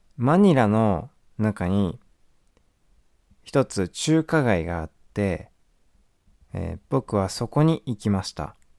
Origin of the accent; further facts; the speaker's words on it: Japan; 日本です